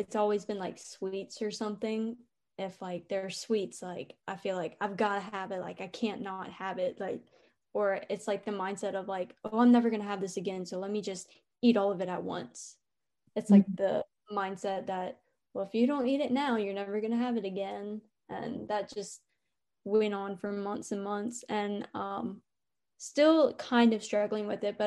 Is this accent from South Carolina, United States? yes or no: no; North Carolina, United States; moved away as an adult; now in Alabama, United States; I'm from North Carolina and I go to school in Alabama.